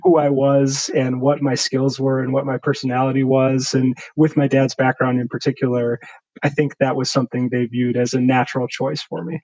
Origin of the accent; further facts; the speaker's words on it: Milwaukee, Wisconsin, United States; also born or lived in Racine, Wisconsin / Virginia; was born in Racine, which is south of Milwaukee, but moved to the Milwaukee area when I was pretty young, around two, and basically grew up in Milwaukee all the way through college